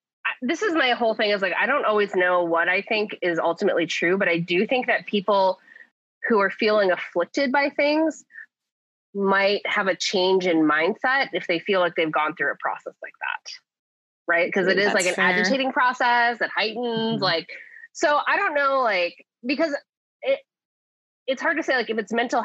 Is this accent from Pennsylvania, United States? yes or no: yes; Kennett Square, Pennsylvania, United States; because there's a ice cream place in, like, my hometown Kennett Square called Michoacana.